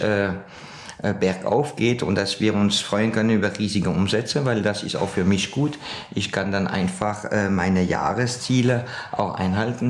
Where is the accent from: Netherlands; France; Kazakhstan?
France; now in Austria; ich bin ja ein gebürtiger Franzos